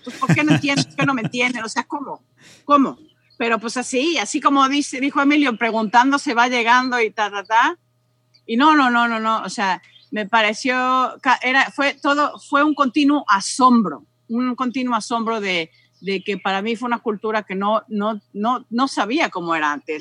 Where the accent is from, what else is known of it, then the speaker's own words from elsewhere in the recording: Mexico; moved away as an adult; also born or lived in London, United Kingdom / Nottingham, United Kingdom; now in Arlington, Virginia, United States; septiembre del 98 fue cuando salí de México para ir a Inglaterra